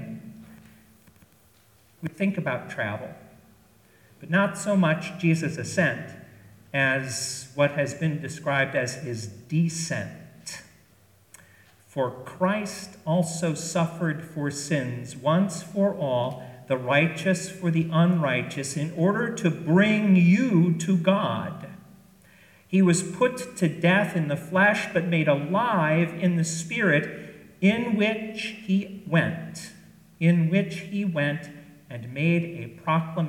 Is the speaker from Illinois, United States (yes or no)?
yes; Chicago, Illinois, United States; When I was a kid growing up in Chicago